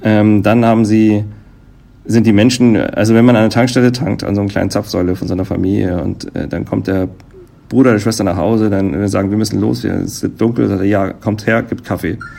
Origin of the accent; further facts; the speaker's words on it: Germany; bei uns in Deutschland